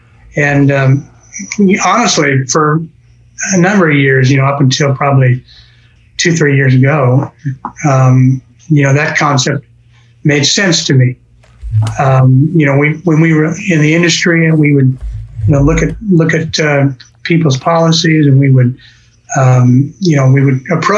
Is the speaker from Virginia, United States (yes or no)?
no; Colorado, United States; now in Tulsa, United States; I grew up in Colorado.